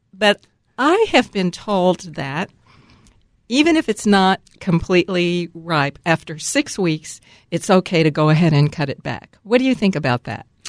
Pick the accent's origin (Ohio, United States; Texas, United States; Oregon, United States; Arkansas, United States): Texas, United States; Dallas; also born or lived in Atlanta, Georgia; now in Seattle area, United States; I'm from Dallas, Texas, but I lived most of my adult life in Atlanta